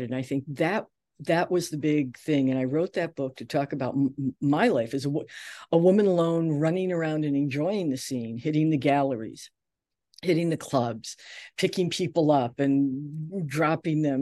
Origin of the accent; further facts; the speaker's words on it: Detroit, Michigan, United States; also born or lived in New York; I came from Detroit, I still need, I I wanted my degree.